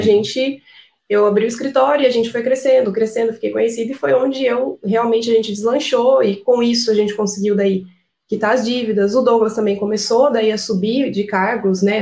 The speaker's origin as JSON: {"language": "Portuguese", "town": "Piracicaba", "region": "São Paulo", "country": "Brazil", "said": "nós somos de Piracicaba, interior de São Paulo"}